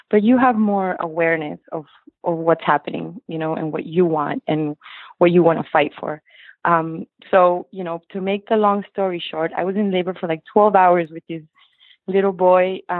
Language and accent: English; Lima, Peru; now in Weston, United States; So we're from Lima, Peru in South America. We moved to the States in the early 90s um, and we just landed in weston florida